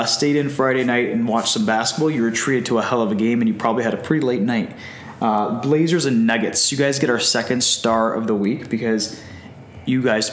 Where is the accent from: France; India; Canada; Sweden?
Canada; now in Hamilton, Canada; as Canadian soccer fans